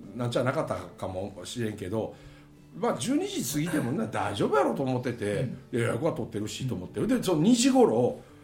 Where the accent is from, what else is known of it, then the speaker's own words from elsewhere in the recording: Mie, Japan; accent: Kansai dialect; 俺三重県の人間なんよ